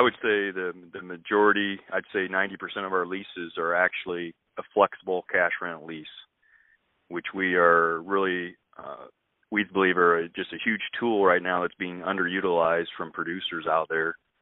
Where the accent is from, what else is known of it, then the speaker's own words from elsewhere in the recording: west central Illinois, United States; moved away as an adult; also born or lived in eastern Iowa; now in Iowa, United States; I actually grew up on a family farm down in west central Illinois